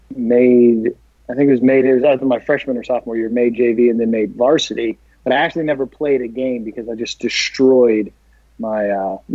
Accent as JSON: {"language": "English", "region": "Texas", "country": "United States", "tie": "born or raised there", "also_born_or_lived": "Colorado", "said": "I was born in Colorado and then raised in Texas"}